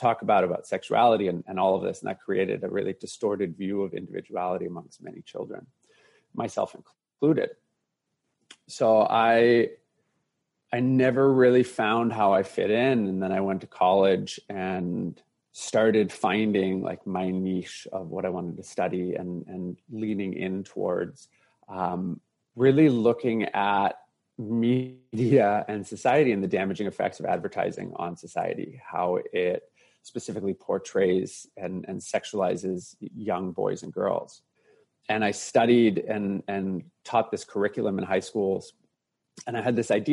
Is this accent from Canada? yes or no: yes; Canada; Growing up in Canada, being bullied and teased as a young boy